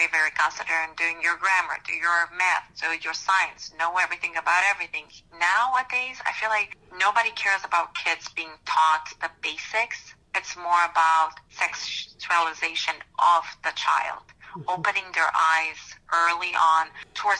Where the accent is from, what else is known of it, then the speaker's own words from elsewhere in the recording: Romania; moved away as an adult; now in Ohio, United States; I moved here about 16 years ago in the U.S. I was born in Romania.